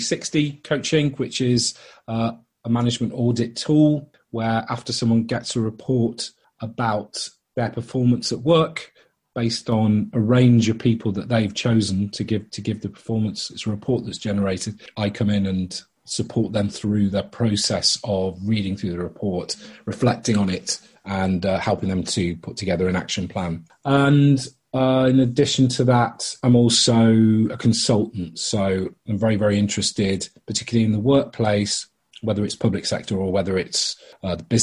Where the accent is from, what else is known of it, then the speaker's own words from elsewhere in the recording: Liverpool, North West England, United Kingdom; now in London, United Kingdom; I grew up in Liverpool originally and then moved to London, northwest, east, and then southeast for the last 26 years